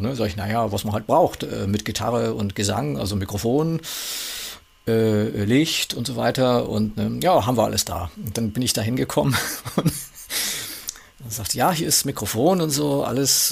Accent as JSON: {"language": "German", "region": "Saxony", "country": "Germany", "said": "dass ich aus Sachsen bin"}